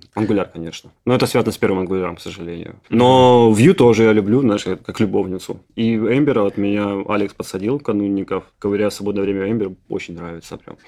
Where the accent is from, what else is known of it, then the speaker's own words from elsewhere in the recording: Ukraine; Я, поскольку родился в Украине